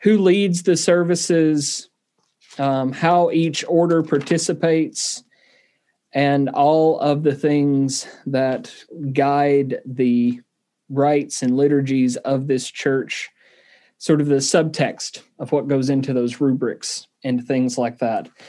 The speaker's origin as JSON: {"language": "English", "region": "Southern", "country": "United States", "accent": "Southern"}